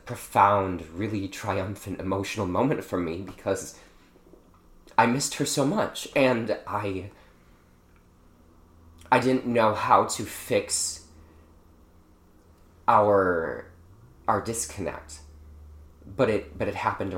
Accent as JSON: {"language": "English", "town": "Milwaukee", "region": "Wisconsin", "country": "United States", "tie": "born or raised there", "also_born_or_lived": "Chicago", "moved": "yes", "said": "I grew up in Milwaukee, I did spend a bunch of time in Chicago as well"}